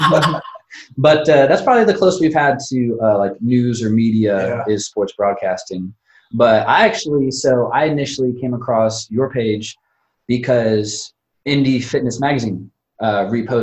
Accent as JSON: {"language": "English", "region": "Northwest Indiana", "country": "United States", "said": "I'm from the region, Cherville"}